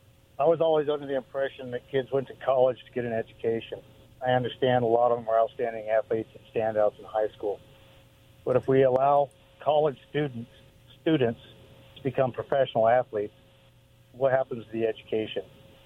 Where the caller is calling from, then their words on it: Richmond, United States; Hey, it's … from Richmond.